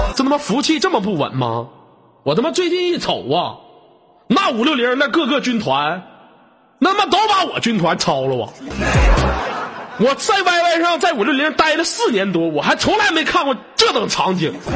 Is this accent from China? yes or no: yes; Inner Mongolia, China; 我们内蒙古这边水果都挺好吃的